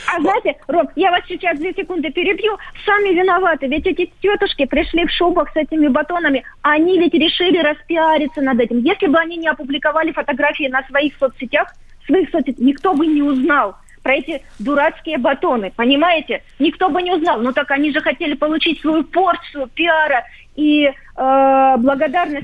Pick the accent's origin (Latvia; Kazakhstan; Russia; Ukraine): Ukraine; я коренная украинка, но я русская украинка